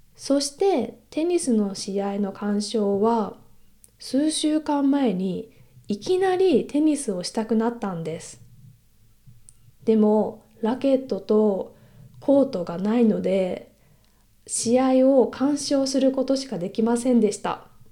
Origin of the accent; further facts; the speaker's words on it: Kansai, Japan; accent: Kansai dialect; moved away as an adult; now in Europe; 関西生まれなので時々関西弁が出てしまうかもしれませんが